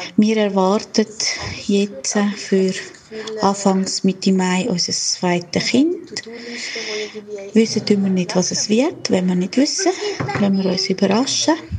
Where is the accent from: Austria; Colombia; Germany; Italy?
Colombia; German is a second language; now in Switzerland; Ursprünglich komme ich aus Kolumbien. Meine beiden Eltern sind Kolumbianer, also entsprechend ich auch. Bin aber mittlerweile auch Schweizer Bürgerin.